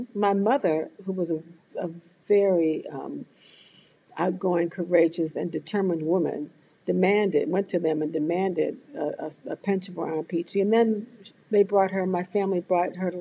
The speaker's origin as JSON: {"language": "English", "town": "Washington", "region": "District of Columbia", "country": "United States", "tie": "born or raised there", "said": "I grew up in Washington, D.C., the youngest of 5 siblings."}